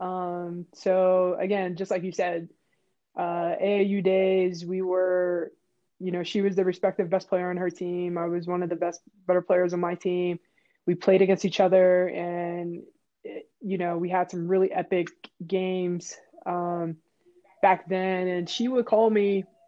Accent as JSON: {"language": "English", "town": "Pittsburgh", "region": "Pennsylvania", "country": "United States", "tie": "born or raised there", "said": "I'm from Pittsburgh, Pennsylvania. I grew up in Manchester"}